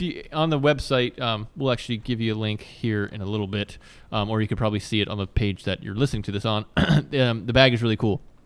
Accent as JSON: {"language": "English", "region": "Virginia", "country": "United States", "tie": "born or raised there", "said": "I grew up in Virginia"}